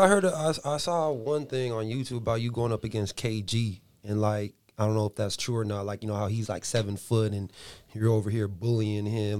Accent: Buena Park, California, United States; I'm from Buena Park

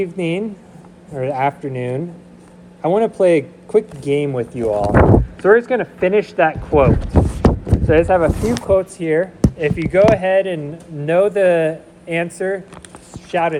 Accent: Seward, Nebraska, United States; moved away; We moved back to Nebraska. I grew up in Seward.

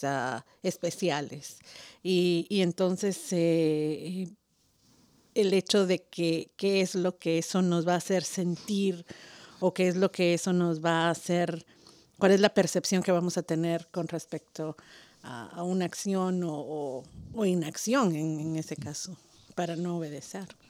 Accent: Guatemala; moved away; en Guatemala, por ejemplo, de donde soy yo

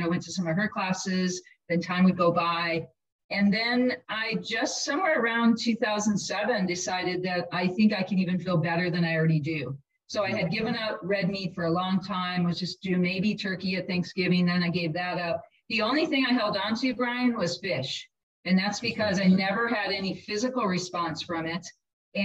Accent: Milwaukee, Wisconsin, United States; Growing up in Milwaukee, we had amazing cheese and bratwurst

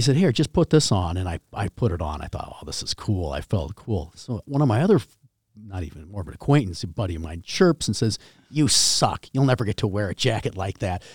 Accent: New Brighton, Minnesota, United States; also born or lived in Edina, Minnesota; I was in New Brighton. My father was an attorney

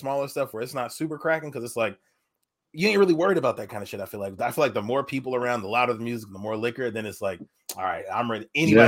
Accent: Tacoma, Washington, United States; I'm from Tacoma

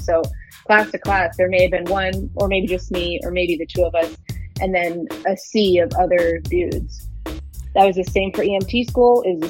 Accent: Michigan, United States; also born or lived in San Francisco / Germany / Colorado / California; I was born in San Francisco, moved around Germany, Colorado. I spent some time in Michigan in middle and high school. And then I moved back to California for college.

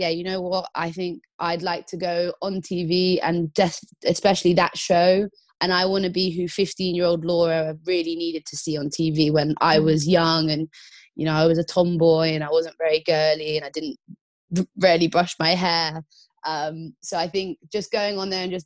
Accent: Croyde, South West England, United Kingdom; I grew up in North Devon in a little town called Croyd, where I learned to surf.

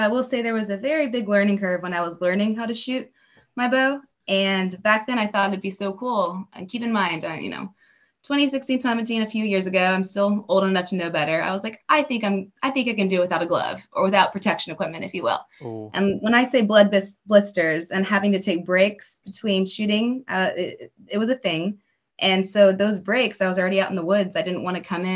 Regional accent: Dallas, Texas, United States; also born or lived in Oklahoma / Washington, D.C. / Virginia; I'm originally from the Dallas-Fort Worth area. I lived here my whole life, born and raised in Texas

